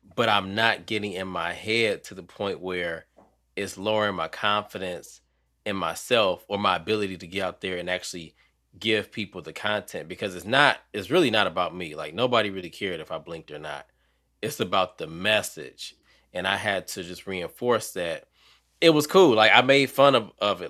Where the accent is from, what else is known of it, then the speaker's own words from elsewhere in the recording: Detroit, Michigan, United States; now in North Carolina, United States; I'm from Detroit, even though I'm in North Carolina now